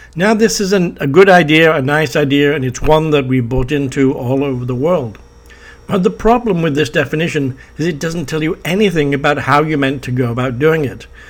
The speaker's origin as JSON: {"language": "English", "town": "Preston", "region": "North West England", "country": "United Kingdom", "tie": "born or raised there", "said": "I was born in Preston in Lancashire in the United Kingdom"}